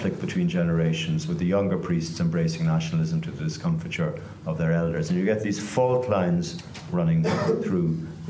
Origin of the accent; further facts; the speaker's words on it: Waterford, Munster, Ireland; Waterford, my hometown